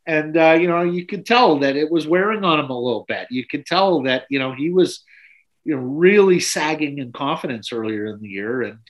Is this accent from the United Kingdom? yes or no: no; Ottawa, Ontario, Canada; I'm from Ottawa, Eric.